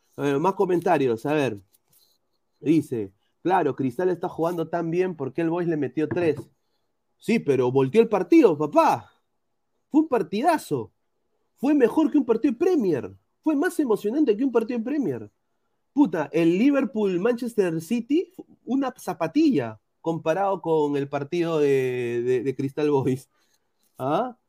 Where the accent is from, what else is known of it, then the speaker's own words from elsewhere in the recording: Peru; soy peruano